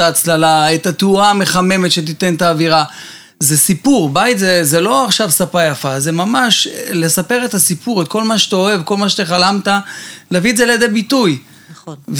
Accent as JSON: {"language": "Hebrew", "town": "Bat Yam", "region": "Tel Aviv District", "country": "Israel", "tie": "born or raised there", "said": "רוב ילדותי עברתי בבת ים, חוף הים, גלישת גלים"}